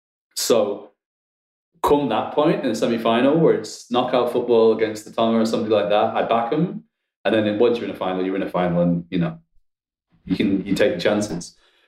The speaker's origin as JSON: {"language": "English", "region": "England", "country": "United Kingdom"}